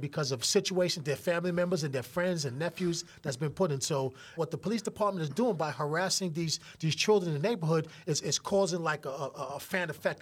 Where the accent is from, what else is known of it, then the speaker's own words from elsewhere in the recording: New York City, New York, United States; I grew up literally right near Yankee Stadium, one hundred seventeen Grand Concourse